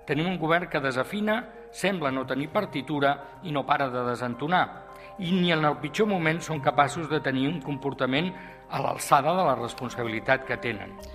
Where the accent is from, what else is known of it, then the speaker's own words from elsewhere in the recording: Tarragona, Catalonia, Spain; del barri de Sant Pere i Sant Pau, que és eh, el meu barri, que li diem la Persiana. Però era el lloc on amb els amics pràcticament des dels 14 fins als 20 anys, cada tarda després de l'institut